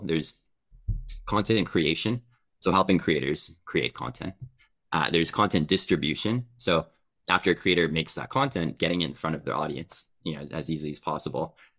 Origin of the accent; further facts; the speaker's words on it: Canada; I'm Canadian